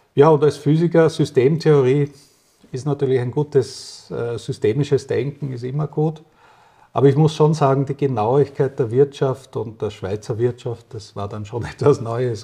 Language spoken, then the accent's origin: German; Vienna, Austria; now in Switzerland; 1961 in Österreich, in Wien geboren